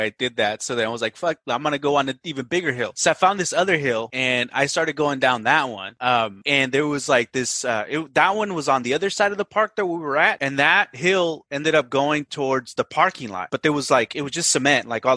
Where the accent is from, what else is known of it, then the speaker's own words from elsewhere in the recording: Watsonville, California, United States; In Watsonville, California. Shout out. Northern Cal near Santa Cruz. So a small little town though. Yeah. So I grew up out there